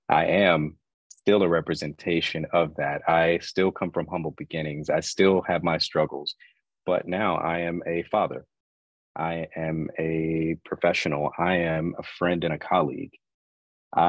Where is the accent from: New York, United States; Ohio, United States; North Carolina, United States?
North Carolina, United States; Asheville; I was born and raised in Asheville, North Carolina